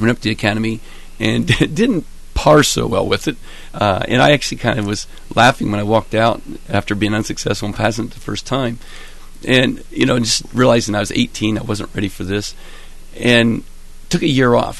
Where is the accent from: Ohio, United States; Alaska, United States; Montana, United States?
Ohio, United States; Albany; Well, I was raised in Albany, so I'm an Athens County native.